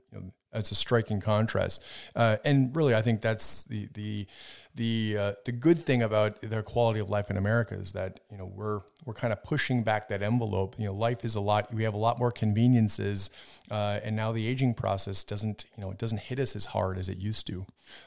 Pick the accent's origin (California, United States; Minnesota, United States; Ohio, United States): Minnesota, United States; also born or lived in Wisconsin; growing up in Minnesota, Wisconsin, I had a lot of older relatives